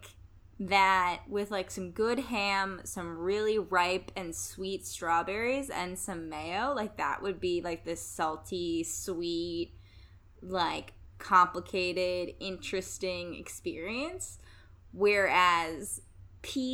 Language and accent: English; Midwest, Ohio, United States; I'm from the Midwest